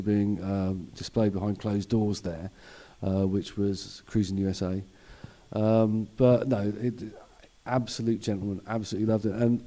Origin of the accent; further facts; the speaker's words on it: United Kingdom; I am as British as a cup of tea